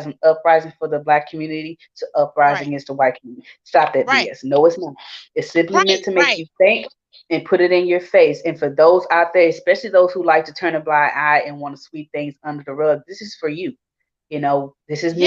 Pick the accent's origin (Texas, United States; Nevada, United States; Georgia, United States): Texas, United States; Houston; I grew up in Houston, a melting pot. We have it all down here